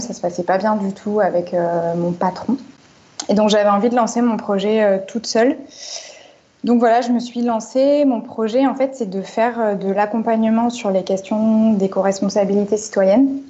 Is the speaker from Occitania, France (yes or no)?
no; Marseille, Provence-Alpes-Côte d'Azur, France; now in Paris, France; je suis de Marseille à la base